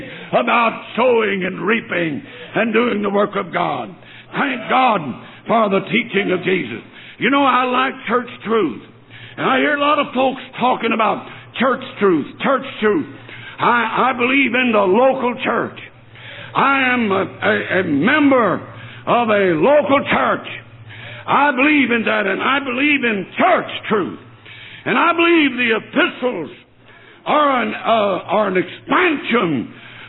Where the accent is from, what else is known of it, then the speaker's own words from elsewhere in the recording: North Alabama, United States; moved away as an adult; also born or lived in New Orleans, Louisiana / Tennessee / Ohio; now in Michigan, United States; I was raised on a little farm down North Alabama. I was born in New Orleans, Louisiana, and I was raised in Alabama.